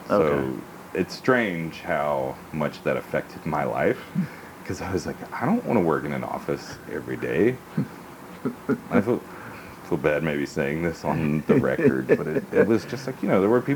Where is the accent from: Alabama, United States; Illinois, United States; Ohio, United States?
Alabama, United States; Hoover; From Birmingham. I grew up in Hoover. For people who aren't from Alabama, Hoover's a suburb